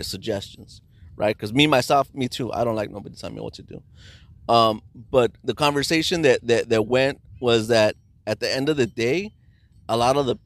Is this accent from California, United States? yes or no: yes; Los Angeles, California, United States; I grew up in East